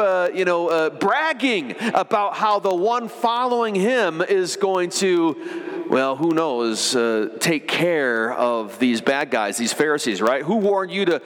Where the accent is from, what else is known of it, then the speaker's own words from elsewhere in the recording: Michigan, United States; I remember the first year growing up in Michigan, we've regularly had snow, but not always.